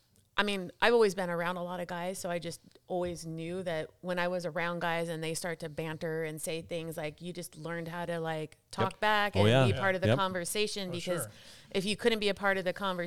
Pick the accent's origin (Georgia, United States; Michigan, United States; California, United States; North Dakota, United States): California, United States; San Dimas; and so we grew up surrounded in San Dimas, California.